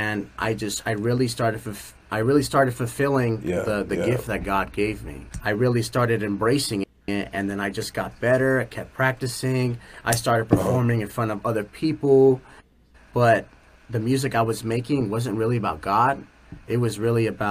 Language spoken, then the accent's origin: English; Chicago, Illinois, United States; now in California, United States; I was born and raised in Chicago.